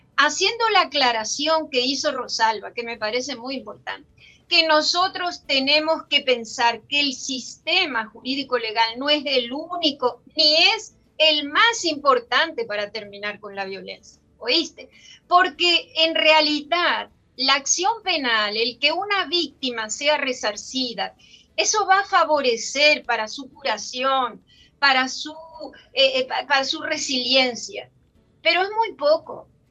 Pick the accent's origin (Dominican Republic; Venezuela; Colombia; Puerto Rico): Dominican Republic; somos ciudadanas dominicanas